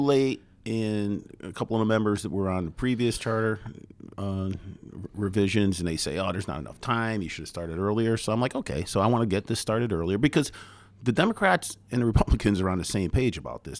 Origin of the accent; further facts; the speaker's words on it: Derby, Connecticut, United States; Born and raised in Derby, still lived in Derby